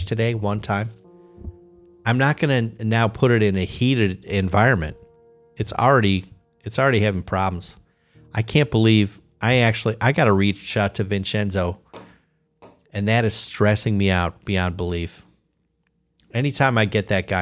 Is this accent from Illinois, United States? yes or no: yes; Chicago, Illinois, United States; moved away as an adult; now in Columbus, United States; I grew up in Chicago. I had to flee the area like 23 years ago.